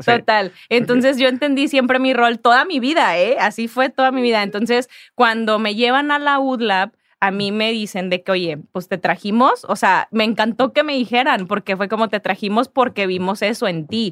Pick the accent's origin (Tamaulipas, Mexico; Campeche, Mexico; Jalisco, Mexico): Tamaulipas, Mexico; Ciudad Victoria; now in Monterrey, Mexico; yo no soy de Monterrey, yo soy de Ciudad Victoria, Tamaulipas